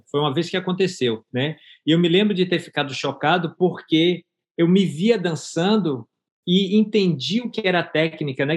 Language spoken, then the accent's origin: Portuguese; Bahia, Brazil; accent: baiano; moved away as an adult; also born or lived in Miami, United States; now in Gainesville, United States; Passei por, pela fase de ter precisado sair da Bahia